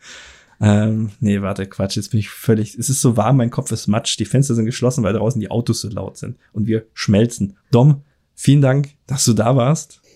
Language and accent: German; Germany; hier bei uns in Deutschland